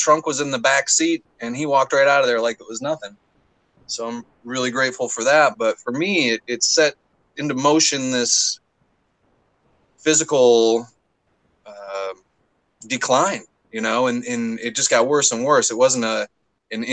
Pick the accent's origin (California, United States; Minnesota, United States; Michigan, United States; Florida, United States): Michigan, United States; Southeast; also born or lived in Detroit; I grew up in Michigan, Southeast Michigan, little town